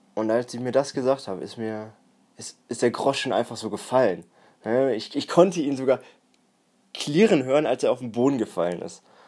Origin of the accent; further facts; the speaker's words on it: Warendorf, North Rhine-Westphalia, Germany; now in Münster, Germany; Ich bin hier sogar in der Nähe aufgewachsen, in einem etwas kleineren Dorf, etwas kleineren Stadt, und zwar in Warendorf